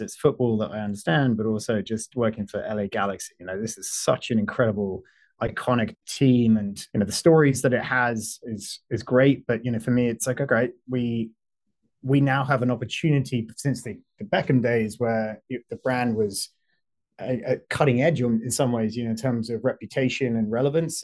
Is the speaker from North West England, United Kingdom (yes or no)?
no; London, United Kingdom; accent: British; moved away as an adult; also born or lived in Washington, D.C.; now in Los Angeles, United States; when I was growing up in London